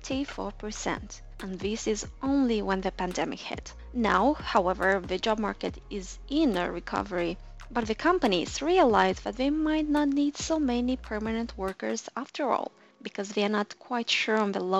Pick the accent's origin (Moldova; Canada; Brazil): Moldova; This is half of my home country's population, Moldova